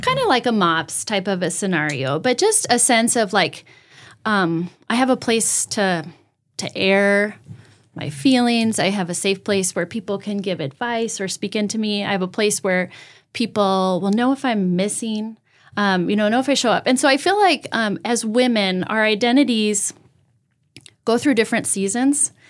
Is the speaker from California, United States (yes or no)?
yes; outside of Pasadena, California, United States; moved away as an adult; also born or lived in Washington State / Costa Mesa, California / Huntington Beach, California; now in Brandon, United States; I was born and raised in California